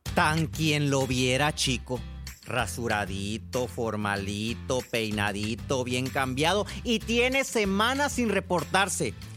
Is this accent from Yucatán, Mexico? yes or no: no; Sonora, Mexico; soy de Sonora